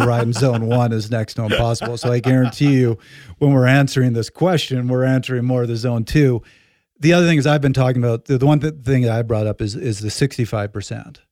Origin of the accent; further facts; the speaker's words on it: Canada; I'm Canadian